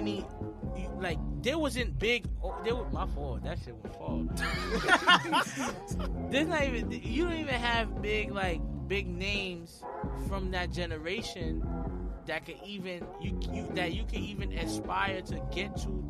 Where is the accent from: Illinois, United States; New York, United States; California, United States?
New York, United States; New York City; I'm from West Farms. I'm from West Farms